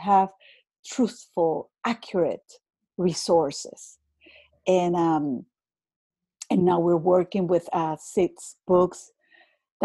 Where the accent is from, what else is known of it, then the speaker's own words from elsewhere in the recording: Venezuela; first language Spanish; English is a second language; moved away; I was born in Venezuela, my native language is Spanish.